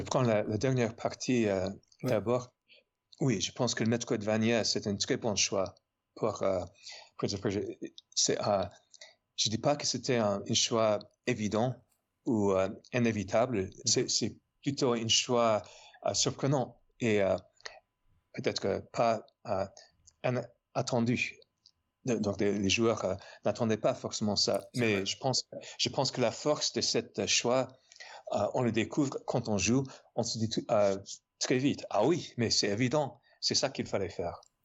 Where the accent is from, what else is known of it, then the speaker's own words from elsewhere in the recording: New York, United States; accent: American; French is a second language; moved away as an adult; also born or lived in Paris, France; now in Montpellier, France; Et je suis américain, évidemment. Euh, comme vous, vous, pouvez deviner de, de mon petit accent, je suis né à New York et j'habite à Montpellier depuis 7 ans.